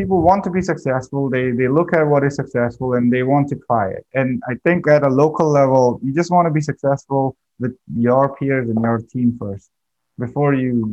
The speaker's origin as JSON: {"language": "English", "country": "India", "tie": "born or raised there", "said": "I come from India. My thinking patterns and the way I grew up is totally different"}